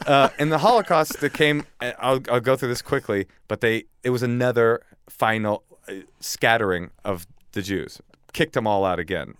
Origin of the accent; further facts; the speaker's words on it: Oakland, California, United States; also born or lived in upstate New York; I was raised in Oakland with my mom